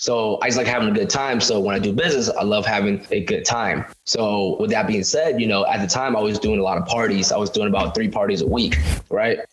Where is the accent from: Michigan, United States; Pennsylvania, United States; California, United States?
California, United States; Stockton; my hometown of my city of Stockton